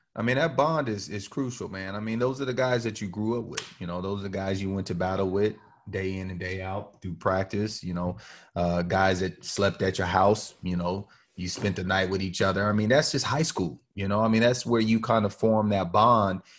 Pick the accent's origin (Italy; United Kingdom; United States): United States; Rancho, California; moved away as an adult; also born or lived in Ames, Iowa; Growing up in Rancho